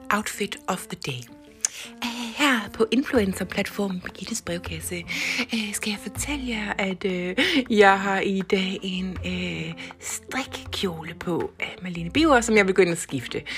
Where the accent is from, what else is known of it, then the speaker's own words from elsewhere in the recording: Jutland, Denmark; Men jeg kalder det jo jetset fordi jeg er fra Jydelandet.